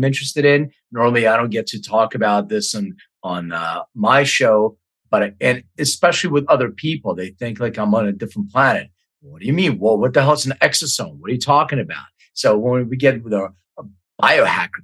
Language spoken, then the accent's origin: English; Philadelphia, Pennsylvania, United States; my hometown, Philly